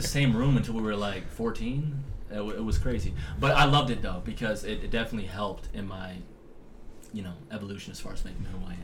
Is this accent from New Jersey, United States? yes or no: no; Las Vegas, Nevada, United States; also born or lived in San Jose, California; From California, we moved to Las Vegas, Nevada when I was five years old.